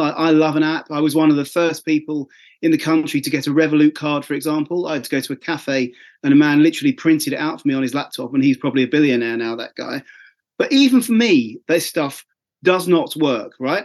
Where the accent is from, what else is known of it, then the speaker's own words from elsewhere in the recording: Essex, East of England, United Kingdom; I'm from Essex